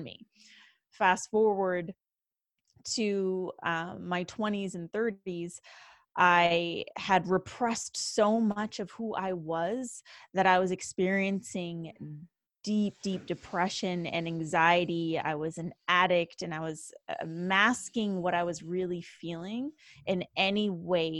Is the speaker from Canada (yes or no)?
yes; Canada; born and raised in Canada.